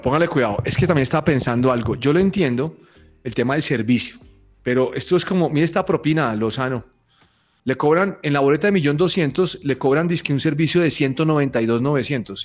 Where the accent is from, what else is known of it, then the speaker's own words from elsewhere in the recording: Colombia; soy colombiano